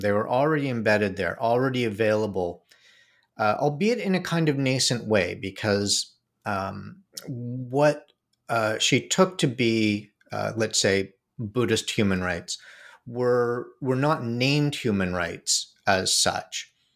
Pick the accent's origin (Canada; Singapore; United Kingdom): Canada; Toronto, Ontario; moved away as an adult; also born or lived in New York; I grew up in Canada, in Toronto